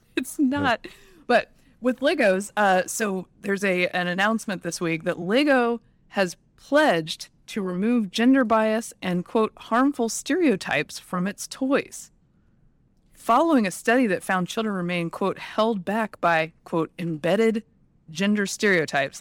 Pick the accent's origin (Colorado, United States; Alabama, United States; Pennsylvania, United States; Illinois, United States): Alabama, United States; moved away; also born or lived in Georgia; I was born in Alabama